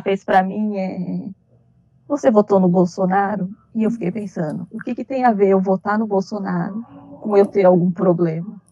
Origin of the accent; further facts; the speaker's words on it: Brazil; eu sou brasileira